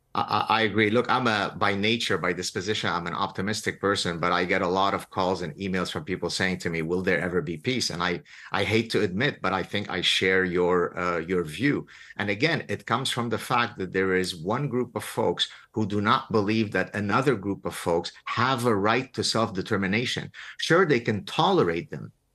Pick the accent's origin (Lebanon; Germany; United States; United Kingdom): Lebanon; now in Montreal, Canada; I hail from Lebanon. We're Lebanese Jews. When I was five years old in nineteen seventy in Lebanon